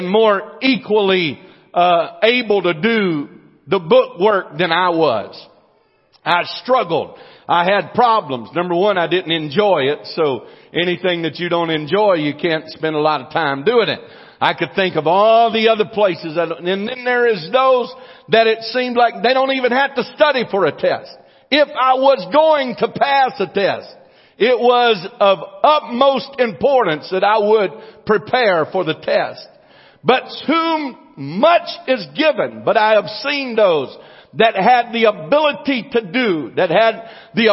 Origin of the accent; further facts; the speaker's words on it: United States; I was born in the United States of America